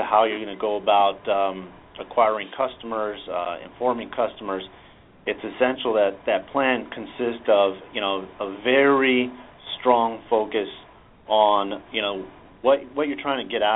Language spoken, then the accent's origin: English; San Diego, California, United States; I'm a San Diego native. I grew up in San Diego